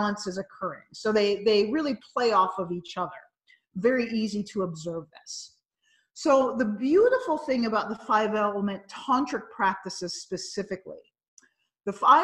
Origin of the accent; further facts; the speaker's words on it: United States; I'm a North American and I'm from the United States